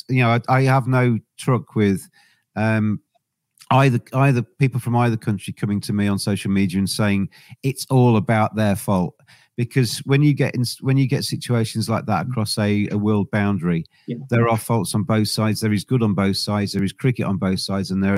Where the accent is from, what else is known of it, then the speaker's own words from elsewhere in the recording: England, United Kingdom; I'm English. I'm very proud to be English